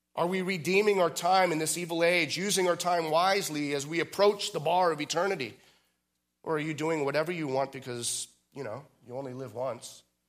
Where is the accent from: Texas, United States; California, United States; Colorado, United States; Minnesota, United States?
California, United States; outside of San Francisco; I was born outside of San Francisco